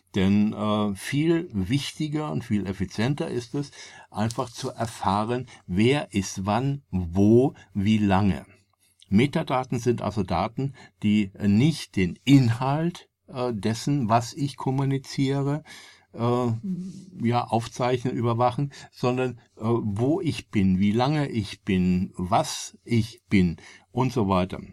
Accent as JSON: {"language": "German", "country": "Germany", "said": "als Deutscher"}